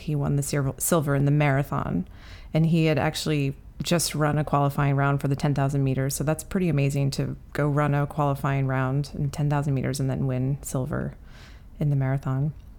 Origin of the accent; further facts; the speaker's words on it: Ireland; I'm Irish.